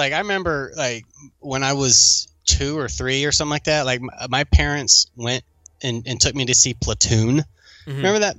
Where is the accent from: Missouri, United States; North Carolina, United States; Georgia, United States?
Georgia, United States; Barrow County; nobody knows that I'm from Barrow County in Georgia. That's just some bumpkin, you know, hillbilly place in the middle of Georgia